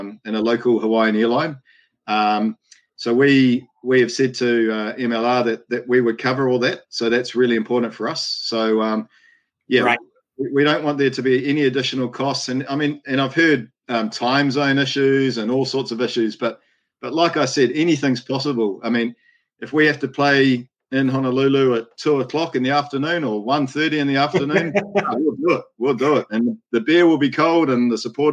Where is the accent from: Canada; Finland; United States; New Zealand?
New Zealand; moved away as an adult; also born or lived in Cook Islands; I'm obviously from New Zealand